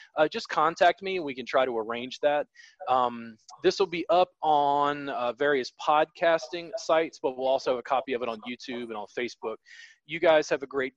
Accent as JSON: {"language": "English", "region": "the South", "country": "United States", "tie": "born or raised there", "said": "I grew up in the South"}